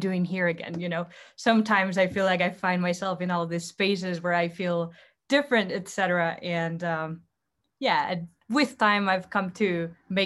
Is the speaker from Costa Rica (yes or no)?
yes; Heredia, Costa Rica; moved away as an adult; now in United States; I'm originally from Heredia in Costa Rica, Central America.